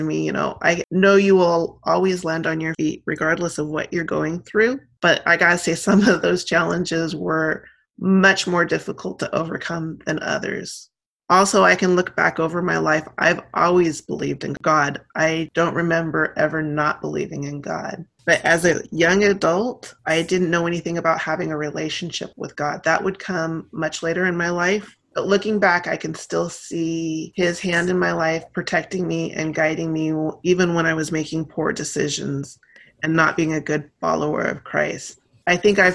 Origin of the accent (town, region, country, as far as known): Oregon, United States; born or raised there; also born or lived in San Francisco, California